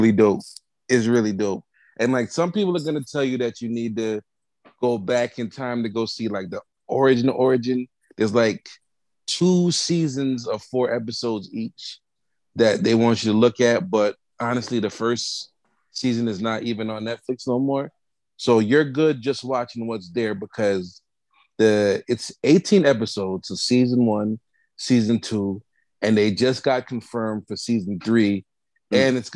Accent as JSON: {"language": "English", "country": "Jamaica", "said": "I'm Jamaican"}